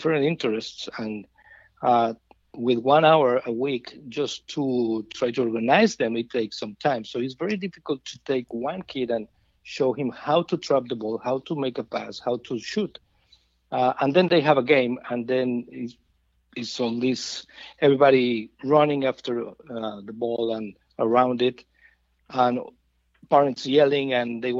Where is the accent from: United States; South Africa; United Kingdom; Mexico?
Mexico; Mexico City; moved away; I am originally from Mexico City